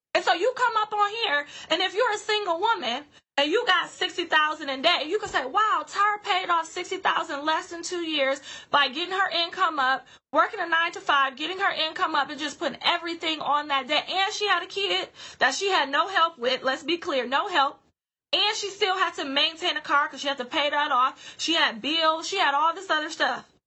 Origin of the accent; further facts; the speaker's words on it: Grand Rapids, Michigan, United States; my hometown of Grand Rapids